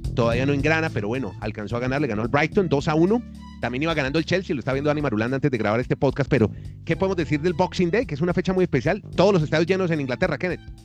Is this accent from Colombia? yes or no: yes; Colombia; now in Chile; yo soy colombiano, vivo en Chile